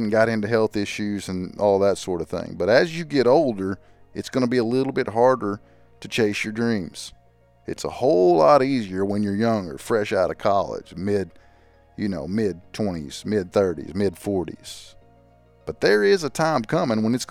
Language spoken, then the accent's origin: English; Arkansas, United States; we're from Arkansas